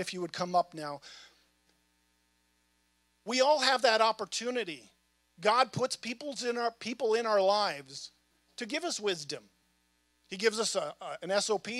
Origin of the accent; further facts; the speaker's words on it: North Dakota, United States; moved away as an adult; also born or lived in Virginia; now in Winchester, United States; I'm from North Dakota.